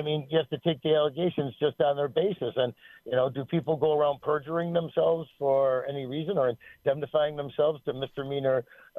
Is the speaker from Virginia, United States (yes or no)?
no; Buffalo, New York, United States; We're from Lovejoy.